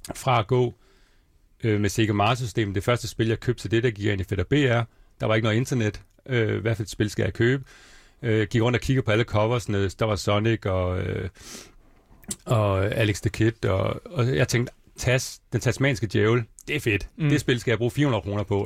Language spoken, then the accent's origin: Danish; Svendborg, Southern Denmark, Denmark; moved away; also born or lived in Bornholm; jeg er egentlig fra Svendborg, jeg er fra 83, jeg er 36 år.